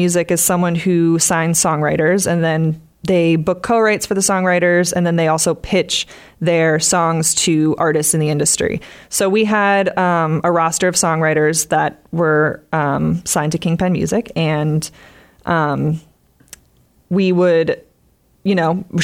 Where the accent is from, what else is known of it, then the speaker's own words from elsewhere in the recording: Westwood, Massachusetts, United States; moved away as an adult; now in Nashville, United States; I'm originally from Westwood, Massachusetts, and I now live in Nashville, Tennessee.